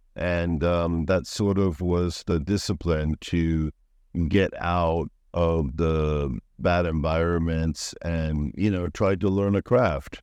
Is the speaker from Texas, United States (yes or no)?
no; Florida, United States; moved away as an adult; also born or lived in New York City, United States / Switzerland / Lyon, France / Italy; now in Pattaya, Thailand; I'm originally born in New York, Lower East Side, Manhattan. and at eight years old, then I went to, uh, Florida.